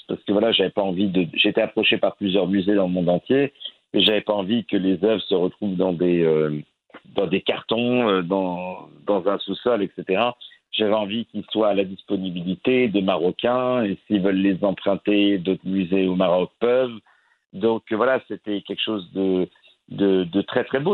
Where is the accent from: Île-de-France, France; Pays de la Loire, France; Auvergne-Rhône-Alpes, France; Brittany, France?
Île-de-France, France; Chelles; also born or lived in Moroccan ancestry (Fès); Je suis né à une petite ville qui s'appelle Bruxelles-sur-Chantraine, mais j'ai grandi dans une ville qui s'appelle Chelles